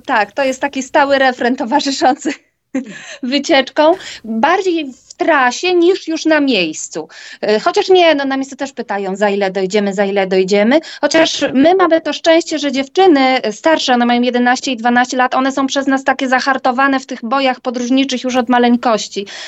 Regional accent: Świętokrzyskie Voivodeship, Poland; moved away as an adult; now in Warsaw, Poland; my jesteśmy w ogóle ze świętokrzyskiego, jesteśmy słoiki warszawskie, przyjechaliśmy do Warszawy na studia

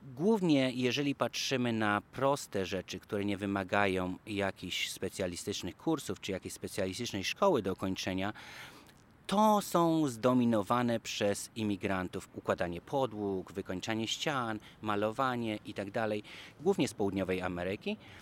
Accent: Poland; moved away as an adult; now in Washington, United States; z Polski

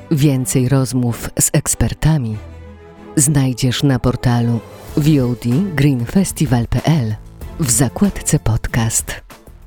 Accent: Zubrzyca, Poland; moved away; nawet u siebie na, na wsi, w Zubrzycy, skąd pochodzę, czasami bywam

